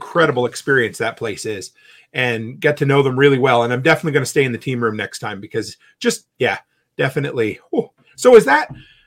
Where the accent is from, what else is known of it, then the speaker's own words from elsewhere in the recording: Nova Scotia, Canada; moved away; I'm originally from Nova Scotia